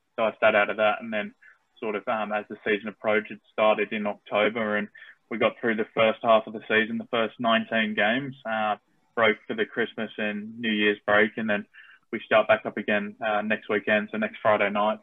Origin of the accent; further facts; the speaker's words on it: Australia; accent: Australian; also born or lived in United States; myself being born in America, so I'm naturalized Aussie, but I speak with the accent